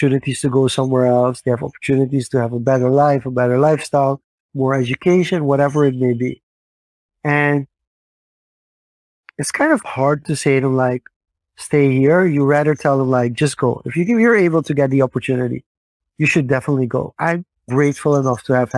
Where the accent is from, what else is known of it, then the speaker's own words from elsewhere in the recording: Suriname; growing up in Suriname.